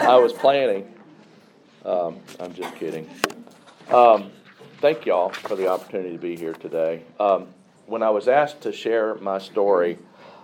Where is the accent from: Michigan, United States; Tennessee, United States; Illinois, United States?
Tennessee, United States; Pulaski; I was born in Pulaski, Tennessee in 1959